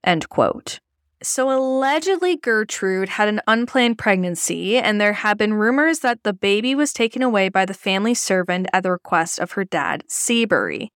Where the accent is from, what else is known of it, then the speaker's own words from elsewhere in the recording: Canada; As a Canadian